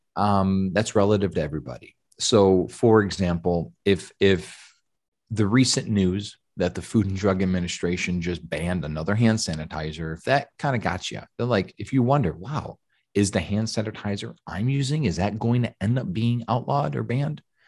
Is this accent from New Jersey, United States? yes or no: no; Georgia, United States; we're from Georgia, tons of Southern Baptist people in the area.